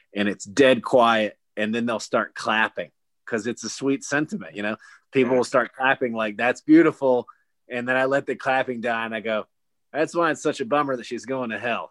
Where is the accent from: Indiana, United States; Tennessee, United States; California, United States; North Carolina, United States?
North Carolina, United States; Gastonia; I grew up in Gastonia until up my senior year of high school